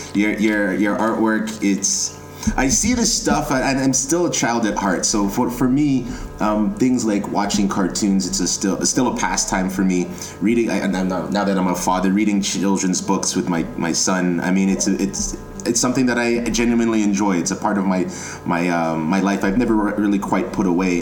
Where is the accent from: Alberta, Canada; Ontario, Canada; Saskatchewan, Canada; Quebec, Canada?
Ontario, Canada; Toronto; I'm born and raised in Toronto